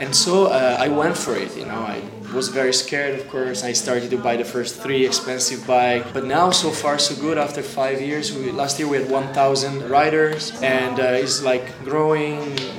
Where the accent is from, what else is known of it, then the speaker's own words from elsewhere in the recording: Italy; moved away as an adult; also born or lived in Alps; now in Czech Republic; I'm now 36 and I'm originally from Italy. I'm now a Czech citizen married with Denisa